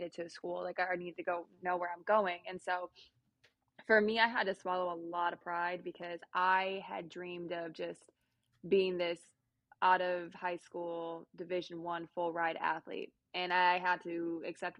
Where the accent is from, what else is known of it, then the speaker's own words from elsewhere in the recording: Illinois, United States; moved away as an adult; now in Oklahoma, United States; because I'm from Illinois